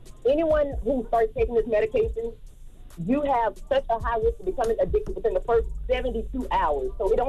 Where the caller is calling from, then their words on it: Orlando, Florida, United States; I'm calling from Orlando.